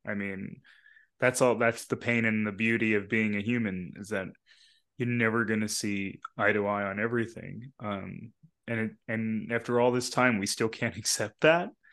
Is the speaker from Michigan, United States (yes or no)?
no; Long Island, New York, United States; also born or lived in Bronx, New York / Queens, New York; where I grew up on Long Island